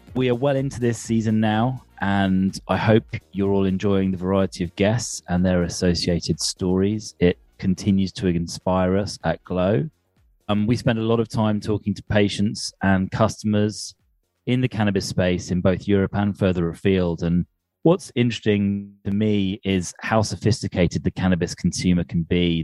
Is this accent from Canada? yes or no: no; United Kingdom; a British boy growing up on the other side of the Atlantic